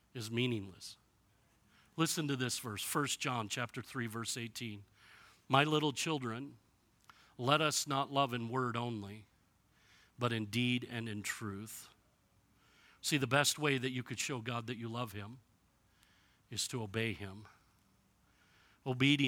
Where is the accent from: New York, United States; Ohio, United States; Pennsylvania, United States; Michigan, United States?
Michigan, United States; now in Kingman, United States; I grew up in Michigan where you didn't have to water grass for it to grow.